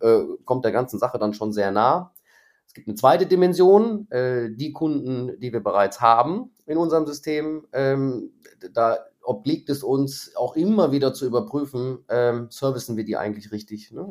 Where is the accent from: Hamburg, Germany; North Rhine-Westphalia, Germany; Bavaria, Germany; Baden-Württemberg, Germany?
North Rhine-Westphalia, Germany; Krefeld; moved away as an adult; also born or lived in Moers; now in Düsseldorf, Germany; bin dann aber sofort nach Krefeld äh, nach Hause gefahren worden ähm, und da bin ich auch groß mhm. geworden. Mhm. Also ich bin eigentlich Krefelder